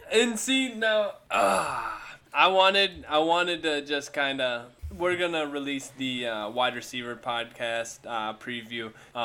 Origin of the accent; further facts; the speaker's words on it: Cleveland, Ohio, United States; now in Texas, United States; I'm originally from Cleveland. I live down here in Texas now